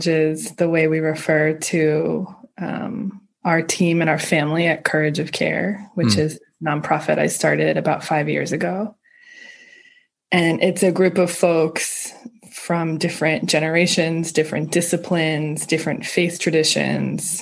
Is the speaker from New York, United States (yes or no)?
yes; outside of New York, United States; I grew up in outside of New York.